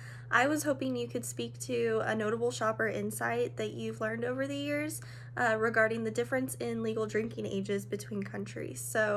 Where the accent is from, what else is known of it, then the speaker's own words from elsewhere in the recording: Fort Worth, Texas, United States; I am a senior from Fort Worth, Texas, majoring in international business marketing.